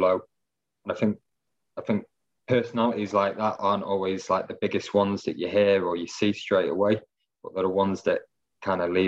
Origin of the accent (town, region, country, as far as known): Stockport, North West England, United Kingdom; born or raised there